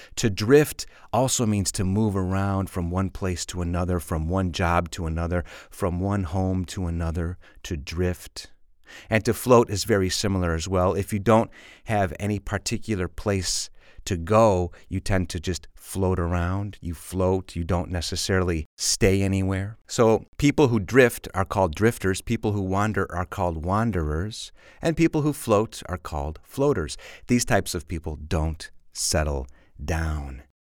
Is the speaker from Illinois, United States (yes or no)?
yes; Chicago suburbs, Illinois, United States; I grew up in the suburbs, but I say I'm from Chicago